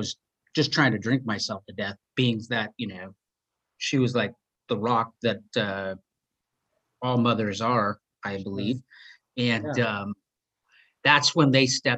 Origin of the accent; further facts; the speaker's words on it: Seattle, Washington, United States; growing up in Seattle